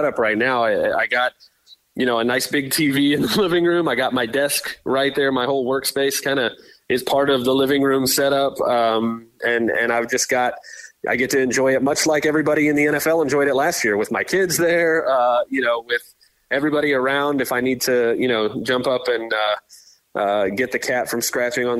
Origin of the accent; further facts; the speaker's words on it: Tampa, Florida, United States; We grew up in Tampa here, so we're Bucs fans